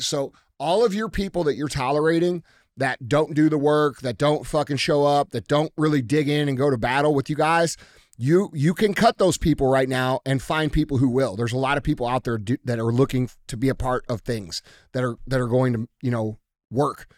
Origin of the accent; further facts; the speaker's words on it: United States; as American citizens